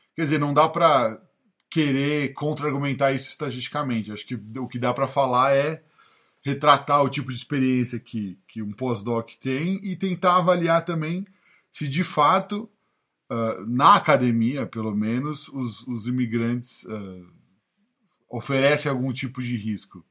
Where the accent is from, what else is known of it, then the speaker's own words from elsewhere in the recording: São Paulo, Brazil; moved away as an adult; now in United States; eu não sei nem se eu tô falando como paulista de falar